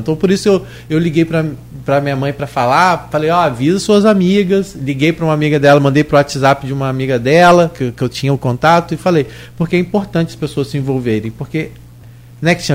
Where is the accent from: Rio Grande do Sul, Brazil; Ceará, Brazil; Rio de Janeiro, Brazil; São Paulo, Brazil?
Rio de Janeiro, Brazil; São João da Barra; eu sou de Gruçaí